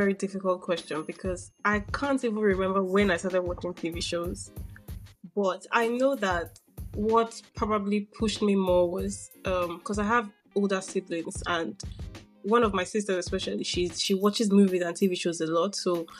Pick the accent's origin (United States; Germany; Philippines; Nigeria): Nigeria; now in United Kingdom; Diary of a Movie Lover. I'm sure some of you listening already know or already follow my page. Movie blogger, based in the UK, but I'm Nigerian. So I'm giving everything from a Nigerian perspective.